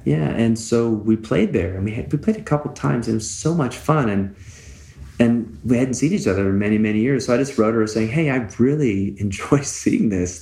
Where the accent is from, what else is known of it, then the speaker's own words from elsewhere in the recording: West Coast, United States; now in Tucson, United States; where I grew up on the West Coast